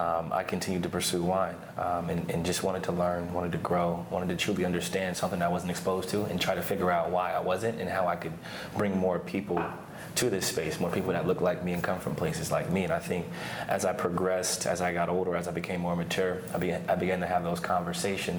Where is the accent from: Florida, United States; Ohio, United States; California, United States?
Ohio, United States; Canton; moved away as an adult; also born or lived in Lehigh University, Pennsylvania; now in Oregon, United States; I grew up in Canton, Ohio.